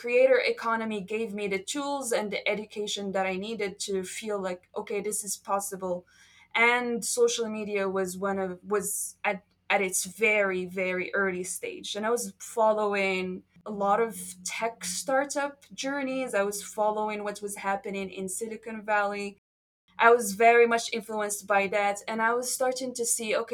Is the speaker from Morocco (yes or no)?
yes; Marrakesh, Marrakesh-Safi, Morocco; English is a second language; moved away as an adult; now in Thailand; a small tiny room in Marrakesh, my hometown, at age 17